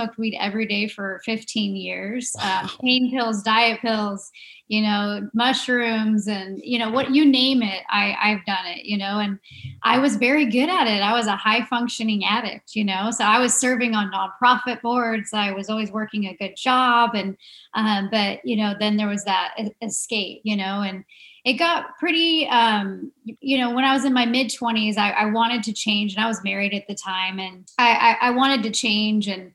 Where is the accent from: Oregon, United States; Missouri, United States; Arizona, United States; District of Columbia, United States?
Arizona, United States; moved away as an adult; I grew up here in Arizona